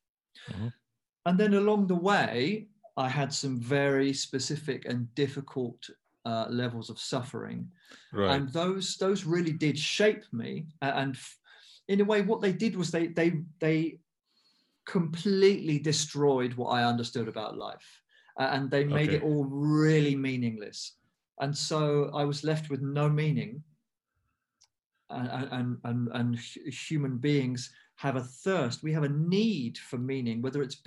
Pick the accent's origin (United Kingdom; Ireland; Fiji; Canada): United Kingdom; I'm half Indian, I'm half English. I was born in the UK